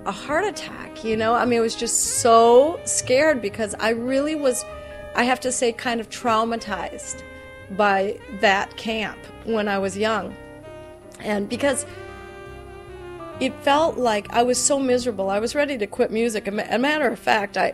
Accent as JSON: {"language": "English", "region": "Southwest Minnesota", "country": "United States", "said": "I'm from the Midwest. I'm from Southwest Minnesota."}